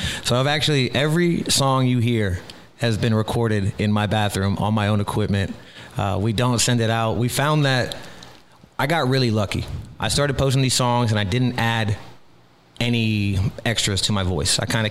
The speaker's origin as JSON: {"language": "English", "town": "Key West", "region": "Florida", "country": "United States", "said": "I'm from Key West, started heating up."}